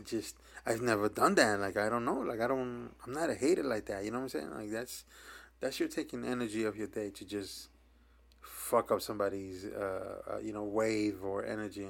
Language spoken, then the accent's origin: English; New York, United States; we're from New York, so we grow up different than other places